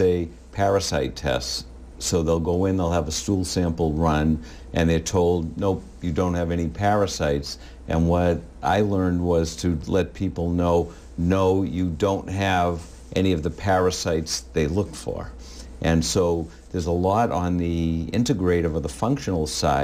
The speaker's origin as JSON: {"language": "English", "town": "Winthrop", "country": "United States", "tie": "born or raised there", "said": "I grew up in Winthrop"}